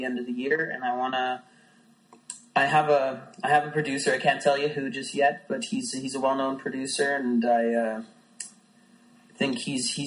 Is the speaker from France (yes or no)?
no; Canada; I'm Canadian.